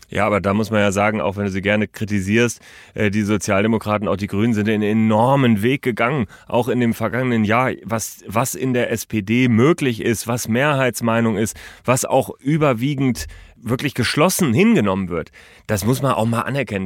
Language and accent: German; Germany; bei uns in Deutschland